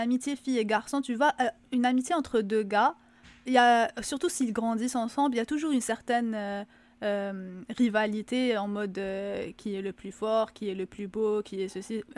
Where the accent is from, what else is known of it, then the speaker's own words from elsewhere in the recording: Algeria; now in Quebec, Canada; en tant qu'Algérienne, bien sûr, de ce que j'ai vu en Algérie